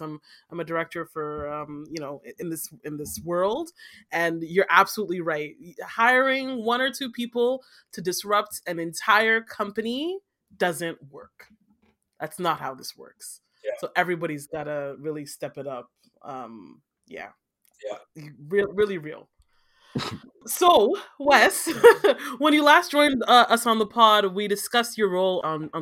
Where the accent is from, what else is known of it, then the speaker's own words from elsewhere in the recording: Nigeria; I am a Nigerian